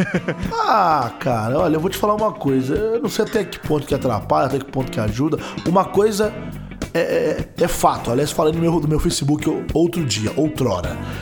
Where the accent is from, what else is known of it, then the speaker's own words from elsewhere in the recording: Machado, Minas Gerais, Brazil; Estou em Minas Gerais, sim, na minha cidade natal, Machado, Minas Gerais